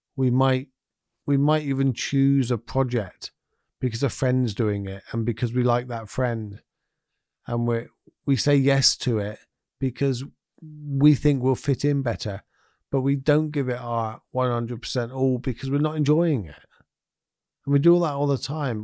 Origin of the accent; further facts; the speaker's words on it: United Kingdom; as us British people